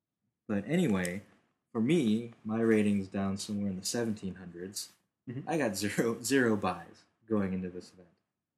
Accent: Davis, California, United States; in my hometown of Davis

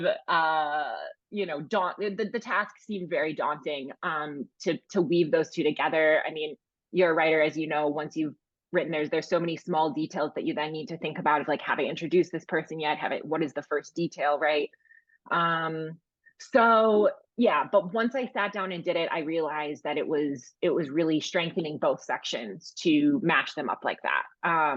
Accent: Milwaukee, Wisconsin, United States; I knew I wanted to set my first book in Milwaukee, since it was my hometown

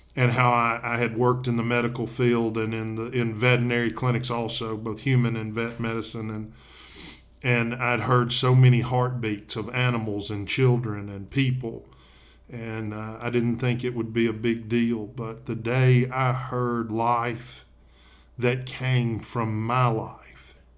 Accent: Tennessee, United States; now in Coleman, Alabama, United States; I'm originally from Tennessee, but we live and work in Coleman, Alabama

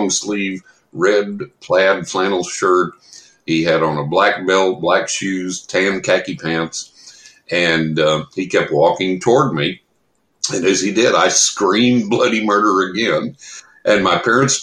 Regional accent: San Angelo, Texas, United States; also born or lived in Carlsbad, New Mexico; I grew up in West Texas in San Angelo

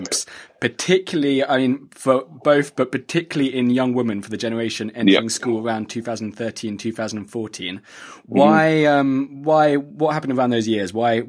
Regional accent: United Kingdom; So I'm British myself

